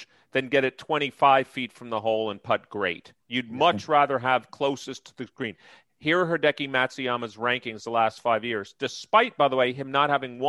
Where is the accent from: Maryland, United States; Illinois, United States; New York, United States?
New York, United States; now in Philadelphia, United States; I grew up in New York